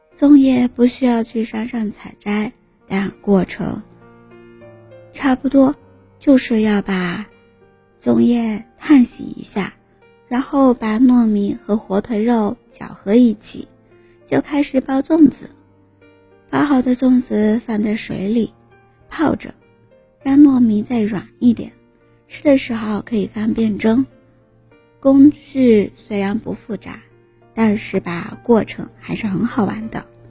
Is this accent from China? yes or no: yes; southern China, China; 身为南方人的我